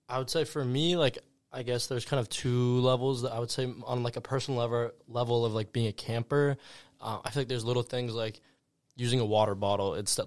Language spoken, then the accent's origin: English; Santa Monica, California, United States; I am from Los Angeles, California, more specifically Santa Monica